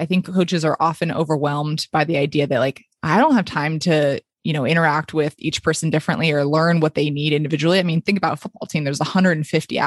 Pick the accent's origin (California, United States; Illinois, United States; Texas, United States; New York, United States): California, United States; Palo Alto; moved away as an adult; it was in my hometown where my family still is. So I packed up my bags, came back to Palo Alto